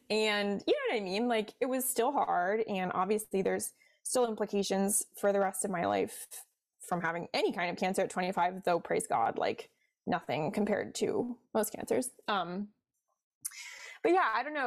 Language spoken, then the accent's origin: English; Cincinnati, Ohio, United States; now in Washington, D.C., United States; I'm from Cincinnati, like I mentioned originally, so I'm a Midwest girl at heart